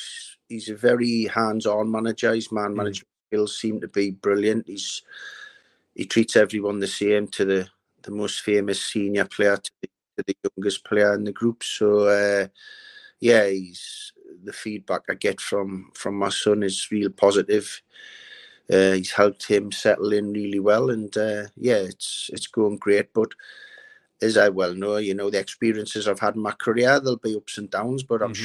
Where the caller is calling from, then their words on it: Liverpool, North West England, United Kingdom; I'm currently in Liverpool at the moment.